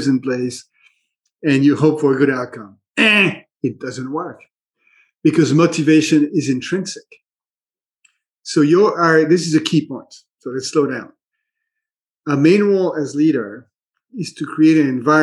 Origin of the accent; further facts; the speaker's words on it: Minneapolis, Minnesota, United States; my hometown of Minneapolis